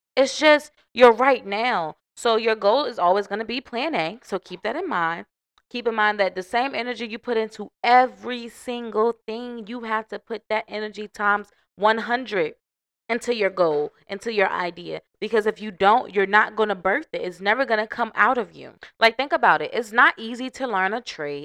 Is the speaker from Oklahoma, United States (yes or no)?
no; Norfolk, Virginia, United States; moved away; I am from Norfolk seven five seven